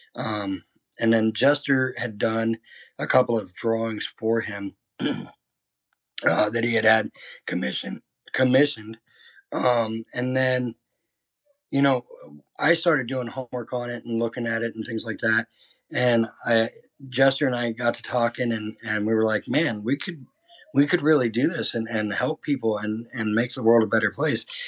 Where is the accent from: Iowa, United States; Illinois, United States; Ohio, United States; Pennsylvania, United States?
Iowa, United States; moved away as an adult; Originally, I'm from a small town in Iowa